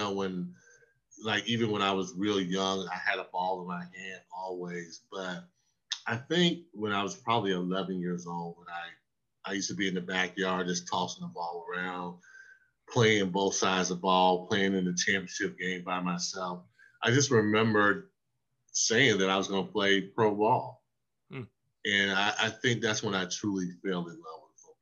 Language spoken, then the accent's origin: English; South Carolina, United States; I grew up in South Carolina